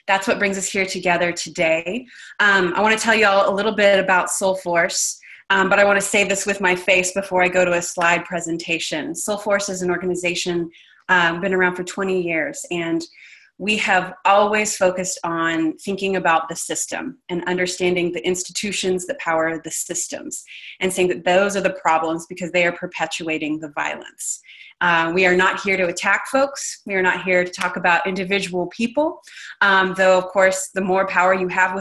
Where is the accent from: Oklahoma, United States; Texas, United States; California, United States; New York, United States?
Texas, United States; I grew up in Texas